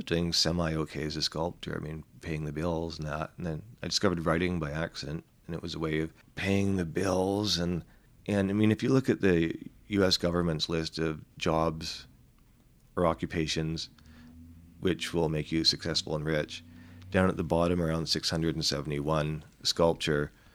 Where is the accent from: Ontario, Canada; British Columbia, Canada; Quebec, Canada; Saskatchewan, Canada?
British Columbia, Canada; Vancouver; I'm from Vancouver, which is basically just an isotope of San Francisco